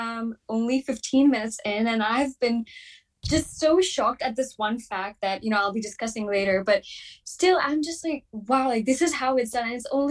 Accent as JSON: {"language": "English", "country": "India", "said": "being an Indian"}